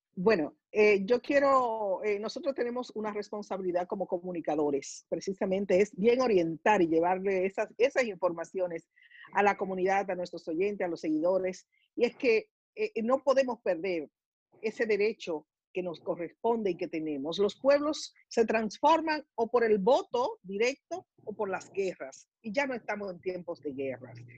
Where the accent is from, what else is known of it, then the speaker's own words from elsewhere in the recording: Dominican Republic; moved away; nosotros salimos de República Dominicana no porque no nos guste nuestro país